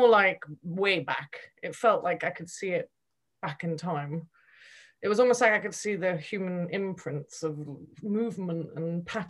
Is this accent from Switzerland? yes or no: yes; Switzerland; also born or lived in United Kingdom; I grew up in Switzerland and I was at university in the UK.